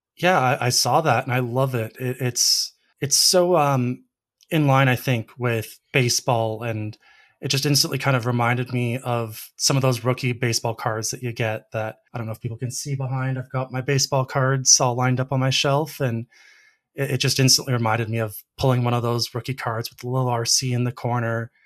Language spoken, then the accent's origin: English; Canada; as a Canadian and a, a big Blue Jays fan